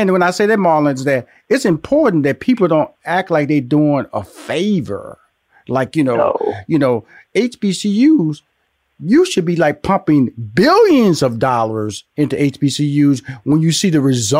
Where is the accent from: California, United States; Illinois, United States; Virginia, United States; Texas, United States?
Texas, United States; Houston; I was born and raised in Houston, Texas. So I had Texas Southern in Houston